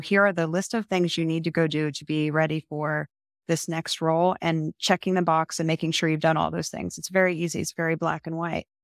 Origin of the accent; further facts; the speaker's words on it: Marietta, Ohio, United States; my hometown and my, where I got my bachelor's degree, married at college